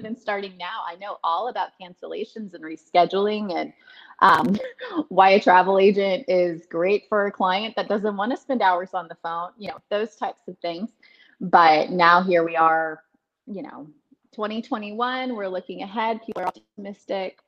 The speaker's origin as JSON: {"language": "English", "town": "Dallas", "region": "Texas", "country": "United States", "tie": "born or raised there", "also_born_or_lived": "Austin, Texas", "moved": "as an adult", "said": "I grew up in Dallas Fort Worth, but I ended up coming to Austin for college"}